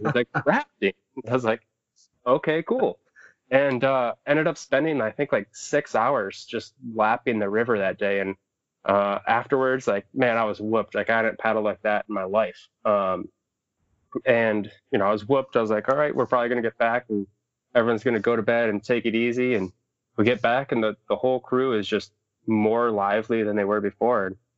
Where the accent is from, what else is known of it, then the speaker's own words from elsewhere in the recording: Southwest Michigan, United States; also born or lived in Upper Peninsula, Michigan; I'm from Southwest Michigan area. Uh, grew up around there